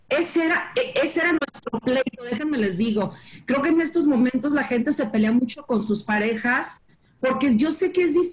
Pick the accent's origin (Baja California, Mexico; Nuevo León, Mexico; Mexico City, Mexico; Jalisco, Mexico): Jalisco, Mexico; Guadalajara; now in Dallas, United States; yo soy de Guadalajara, eh, vivo aquí en Dallas